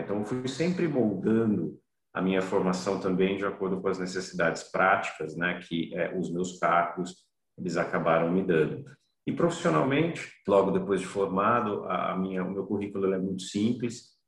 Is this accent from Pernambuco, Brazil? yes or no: no; São Paulo, Brazil; also born or lived in Campo Grande; Sou natural de Campo Grande, mas, enfim, fiquei apenas dois anos em Campo Grande, vivi a maior parte do meu tempo em São Paulo